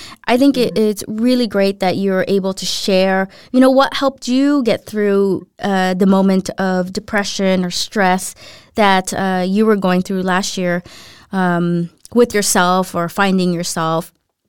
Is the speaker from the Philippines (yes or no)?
yes; Philippines; or not grew up in the Philippines, but I'm from the Philippines, so coconut oil is like essential there.